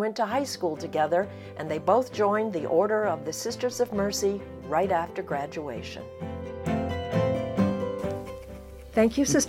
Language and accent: English; Maine, United States; I'm traveling around my home state of Maine, interviewing people 60 and above